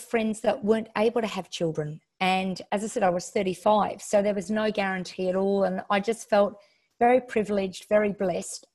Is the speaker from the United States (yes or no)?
no; Western Australia, Australia; moved away as an adult; also born or lived in Melbourne / Sydney; So even though I'm from Western Australia, I lived in Melbourne and Sydney for 12 years. And my mum was back here